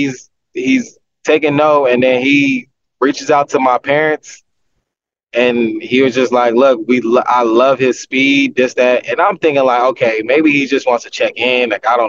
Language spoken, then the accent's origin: English; Southern California, United States; growing up in California, growing up in Southern California